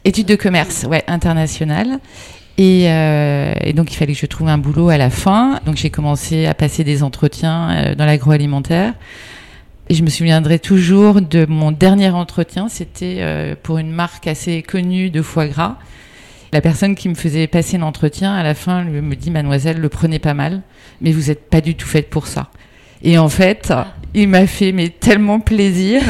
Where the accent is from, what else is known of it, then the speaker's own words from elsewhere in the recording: near Agon-Coutainville, Normandy, France; moved away; also born or lived in Brittany; je suis née en Normandie, pas loin d'Agon-Coutainville